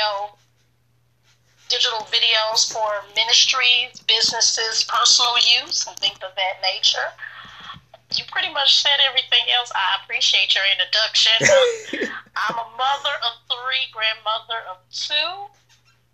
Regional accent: St. Louis, Missouri, United States; moved away as an adult; now in Tallahassee, United States; I'm Tallahassee, Florida, but I'm from St. Louis, Missouri. As Taka said, I am his big sister. I've been in Tallahassee, Florida since 2011

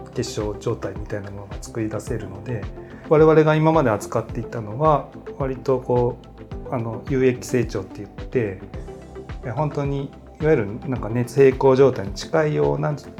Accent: Tsu, Mie, Japan; 三重県の津市という、はい、ところです

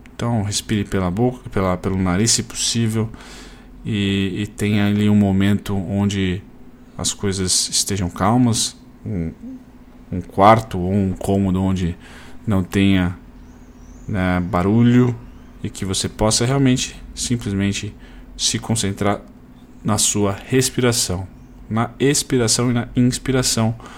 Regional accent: Campinas region, Jundiaí, São Paulo, Brazil; now in Caxias do Sul, Brazil; ambos somos da região de Campinas, uh, Jundiaí

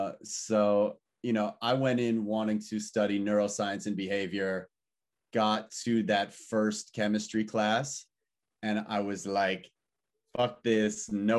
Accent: Malibu, California, United States; I was born and raised actually in Malibu, California, to just, you know, some amazing, lovely, working class parents.

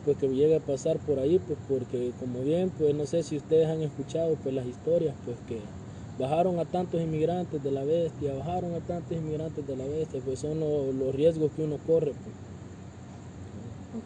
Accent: El Salvador; moved away as an adult; now in Mexico; yo soy originario de El Salvador

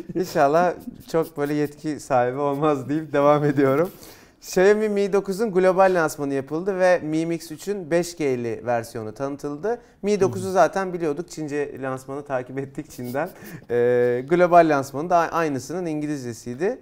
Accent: Turkey; Biz Türk'üz

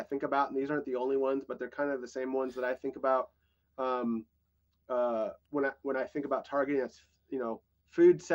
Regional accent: North Dakota, United States; I was growing up in North Dakota

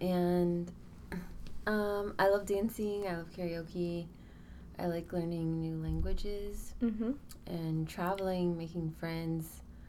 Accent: West Palm Beach, Florida, United States; I'm 29. I'm not from Decatur, Georgia. I'm from West Palm Beach, Florida. I'm the same age as Jeremy.

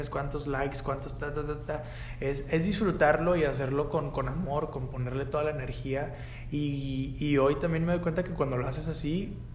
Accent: Monterrey, Nuevo León, Mexico; moved away as an adult; also born or lived in Argentina / Los Angeles; now in Mexico City, Mexico; Crecí en Monterrey toda la vida, aquí crecí. Eh, me fui hace cuatro años

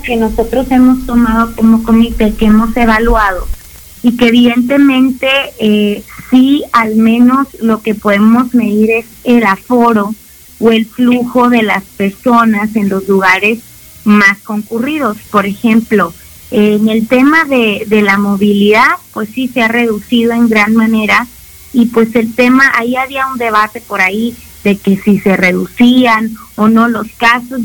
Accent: Hermosillo, Sonora, Mexico; somos el sonorense, el hermosiense por cultura, este, somos sociables, nos gusta la carnita asada

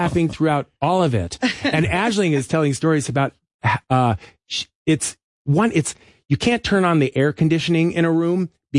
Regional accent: Kansas, United States; also born or lived in New Jersey / California; I grew up

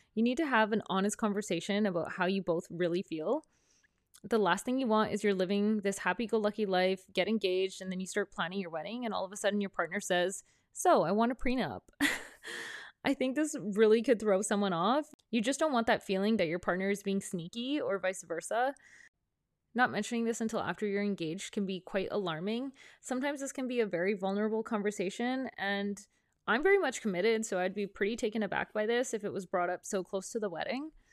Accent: Prince Rupert, British Columbia, Canada; moved away as an adult; also born or lived in Vancouver; My hometown, Prince Rupert, is a small town up north

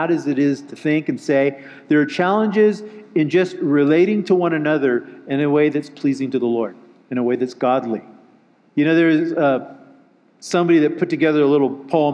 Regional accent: just outside of Los Angeles, California, United States; I'm from California, just outside of Los Angeles

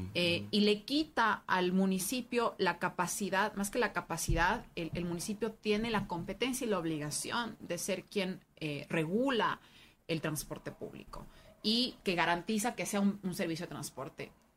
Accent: Quito, Pichincha, Ecuador; como quiteños

